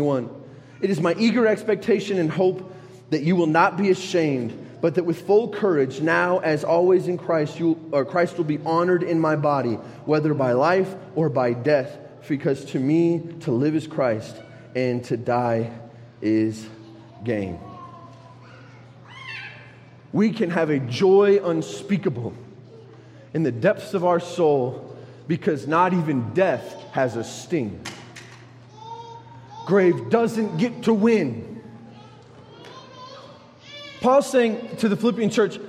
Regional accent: United States; I'm an American

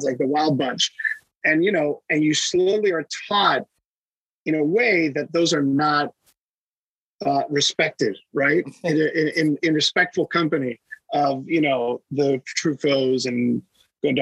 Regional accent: Miami, Florida, United States; moved away as an adult; also born or lived in Boston / New York / Los Angeles; I was born and raised in Miami to Cuban immigrants

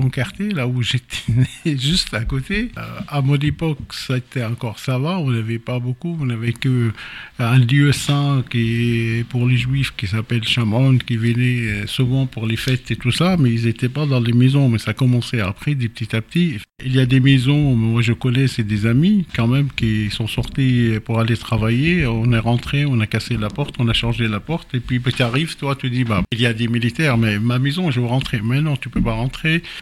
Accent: Jerusalem, Jerusalem District, Israel; moi que je suis né là-bas, j'ai grandi à Jérusalem, j'ai fait toutes mes études là-bas

